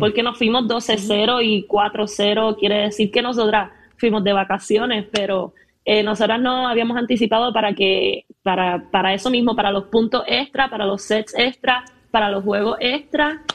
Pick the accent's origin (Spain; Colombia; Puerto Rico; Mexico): Puerto Rico; Ponce; also born or lived in Corozal; a mi ciudad, a Ponce, donde crecí, nací, me hice